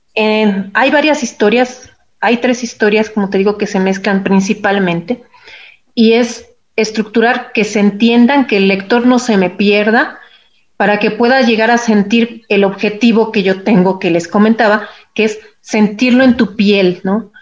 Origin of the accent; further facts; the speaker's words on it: Mexico City, Mexico; Yo ya nací en la Ciudad de México